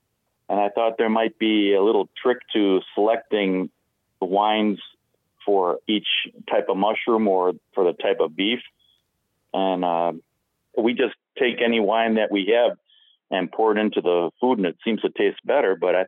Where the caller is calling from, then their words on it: Carol Stream, Illinois, United States; Carroll Stream, Illinois.